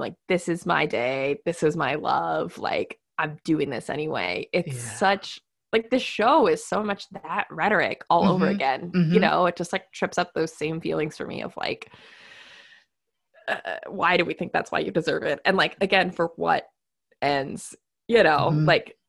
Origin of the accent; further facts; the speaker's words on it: Midwest, United States; we're both from the Midwest